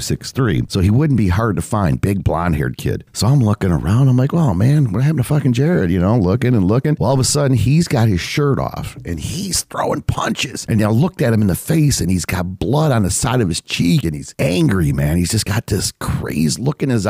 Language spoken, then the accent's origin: English; United States; I'm American, man. I'm in America. I speak English.